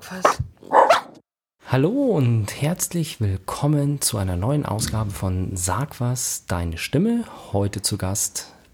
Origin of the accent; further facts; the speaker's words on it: Germany; dass ich ja als Deutscher mit Migrationshintergrund zähle und man es mir nicht ansieht